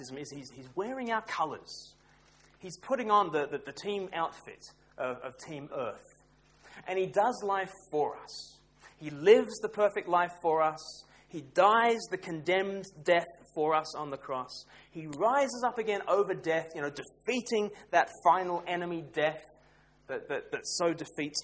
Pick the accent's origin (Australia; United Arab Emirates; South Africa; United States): Australia; moved away as an adult; now in United Kingdom; I grew up in Australia